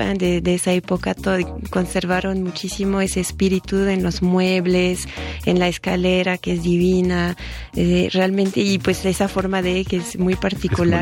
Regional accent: Bourgogne-Franche-Comté, France; Spanish is a second language; now in Mexico; soy originaria de Franco Condado, que está al noreste, por la frontera con Suiza

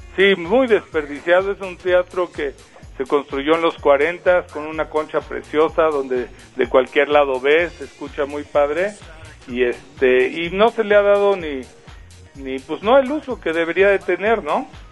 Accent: Mexico City, Mexico; Yo soy oriundo de Polanco.

